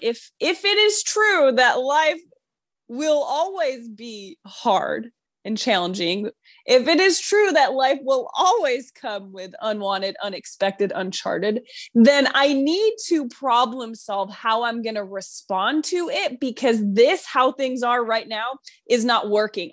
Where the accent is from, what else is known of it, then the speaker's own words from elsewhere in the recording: New York, United States; moved away; I'm from New York